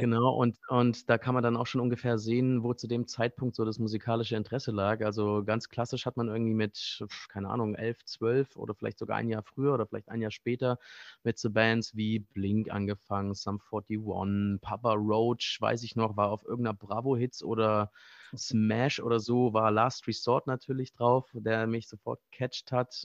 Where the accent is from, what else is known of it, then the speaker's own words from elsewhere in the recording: Baden-Württemberg, Germany; moved away as an adult; also born or lived in Frankfurt / Mainz; now in Berlin, Germany; Eigentlich komme ich aus einem kleinen Kaff äh, im Südschwarzwald, äh, in, der Nähe, in der Nähe der schweizerischen Grenze. Äh, nah an Freiburg